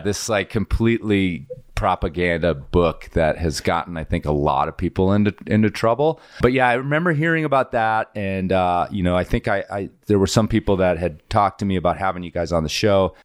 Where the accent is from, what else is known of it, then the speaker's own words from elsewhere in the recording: Midwest, United States; moved away; also born or lived in Colorado; I grew up in the Midwest as well